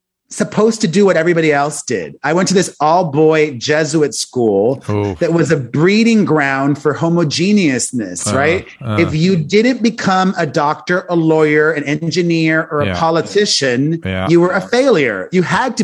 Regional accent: Miami, Florida, United States; moved away; I grew up in Miami, the son of two Cuban immigrants, and there's a reason I don't live in Miami anymore

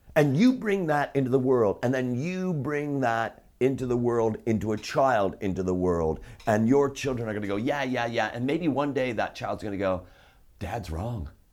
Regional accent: Chicago, Illinois, United States; I'm from Chicago

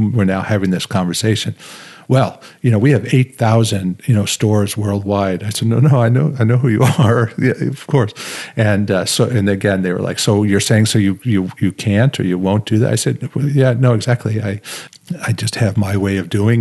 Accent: New York, United States; also born or lived in Los Angeles / Santa Monica; I grew up in New York as well.

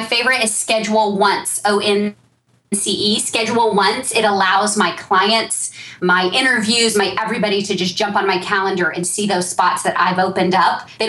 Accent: Texas, United States; I'm from Texas

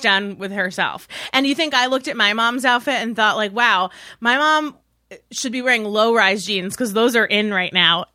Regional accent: Westchester, New York, United States; moved away as an adult; also born or lived in Massachusetts; In New York, in Westchester

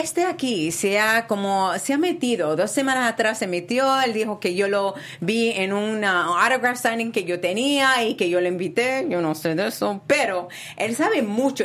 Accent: Spain; moved away; Yo me crié en España y soy boricua también de mi padre de Puerto Rico

